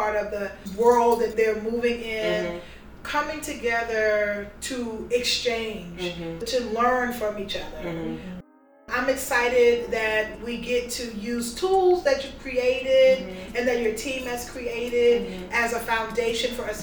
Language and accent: English; Houston, Texas, United States; also born or lived in Harlem, New York; now in New York, United States; I was raised in Houston on the south side.